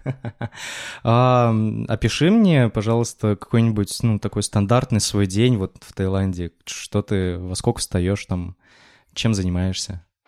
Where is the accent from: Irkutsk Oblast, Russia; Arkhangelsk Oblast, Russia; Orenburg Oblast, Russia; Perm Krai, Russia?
Orenburg Oblast, Russia; Kuvandyk; moved away as an adult; я из Кундыка, ну, это такой, в общем, город в Оренбургской области